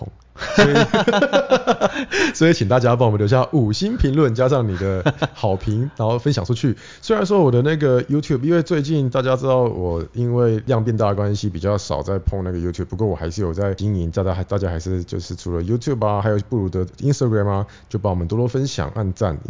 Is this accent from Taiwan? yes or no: yes; Taiwan; 因为我是台湾人呢，台湾人学的嘛是。